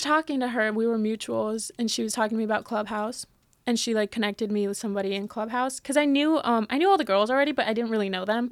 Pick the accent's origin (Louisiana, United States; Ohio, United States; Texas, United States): Texas, United States; San Antonio; born or raised there; also born or lived in Mexico City, Mexico / Miami, Florida; now in Los Angeles, United States